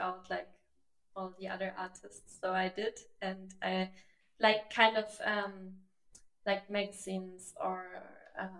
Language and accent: English; Germany; moved away; I just moved back to Germany